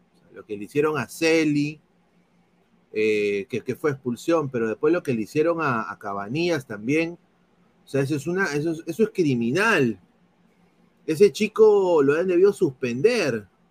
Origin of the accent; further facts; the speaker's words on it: Peru; now in United States; soy periodista deportivo aquí en los Estados Unidos, soy peruano